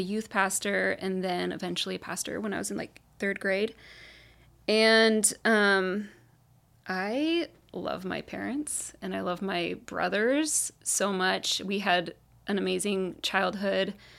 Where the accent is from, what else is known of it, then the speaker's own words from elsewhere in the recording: Carlsbad, California, United States; also born or lived in Laguna Beach / Orange County; we moved to Carlsbad, and I've basically lived here the rest of my life